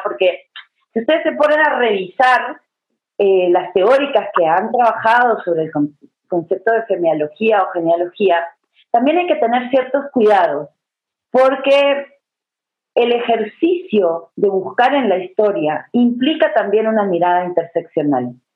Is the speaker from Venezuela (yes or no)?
no; Uruguay; now in Guatemala; Yo vivo hace 20 años aquí, debo aclararlo, pero nací en Uruguay